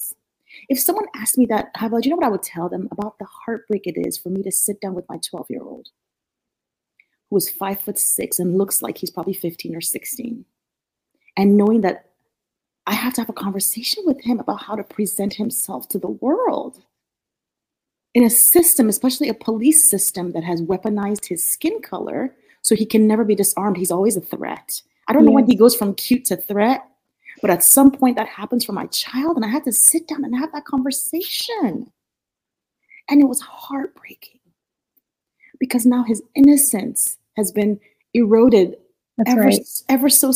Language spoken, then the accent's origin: English; Nigeria; moved away as an adult; also born or lived in Norfolk, Virginia; now in United States; Growing up in Nigeria, I grew up with a lot of resources.